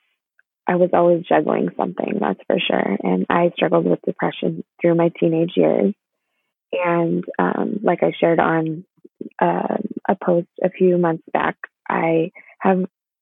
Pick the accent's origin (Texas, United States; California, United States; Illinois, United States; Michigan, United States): California, United States; Inland Empire; I am from the Inland Empire in California.